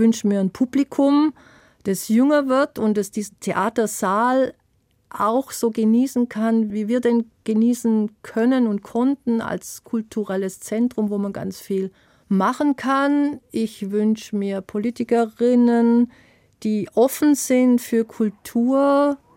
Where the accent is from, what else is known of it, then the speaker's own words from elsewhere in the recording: Baden-Württemberg, Germany; auch wenn ich von den Pfälzern immer wieder ausgegrenzt werde als Schwäbin